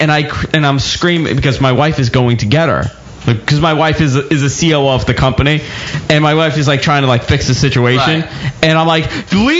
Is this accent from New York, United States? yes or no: yes; New York City, New York, United States; I'm from Queens.